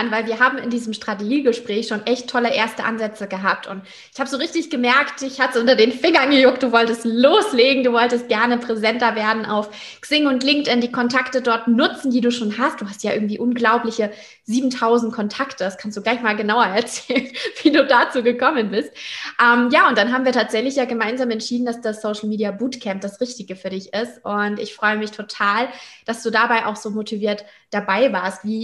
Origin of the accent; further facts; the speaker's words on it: Hamburg, Germany; beauftragt in der Ambassador-Gruppe für Unternehmer und Unternehmerinnen in Hamburg und Umgebung. Und das ist ja meine Heimat.